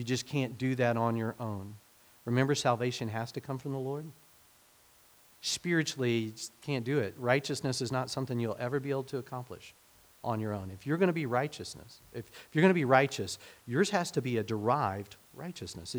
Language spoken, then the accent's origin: English; Hominy, Oklahoma, United States; also born or lived in Fairfax, Oklahoma; we moved from Hominy, Oklahoma, where, you know, I was settled